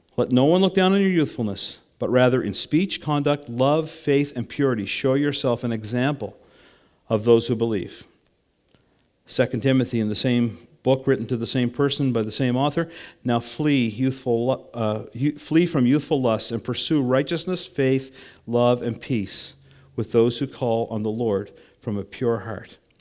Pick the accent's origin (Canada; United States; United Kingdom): Canada; I'm a Canadian